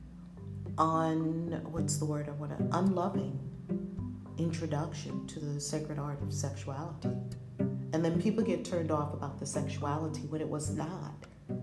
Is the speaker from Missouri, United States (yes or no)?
no; New York City, New York, United States; We grew up in Harlem, and our mothers were a little crazy too